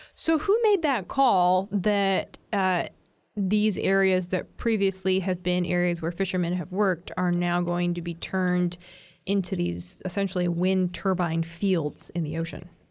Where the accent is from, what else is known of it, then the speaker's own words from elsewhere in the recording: New England, United States; a fellow New Englander